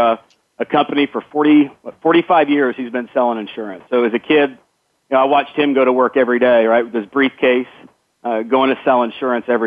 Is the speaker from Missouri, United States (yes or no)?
yes; Northwest Missouri, United States; moved away as an adult; now in Dallas, United States; I grew up in Northwest Missouri. I grew up as a farm boy